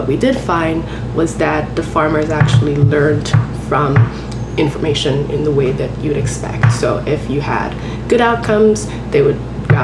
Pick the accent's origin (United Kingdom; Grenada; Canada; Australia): Grenada; moved away as an adult; now in Schenectady, United States; where I grew up in Grenada, which is a tiny island, 100,000 people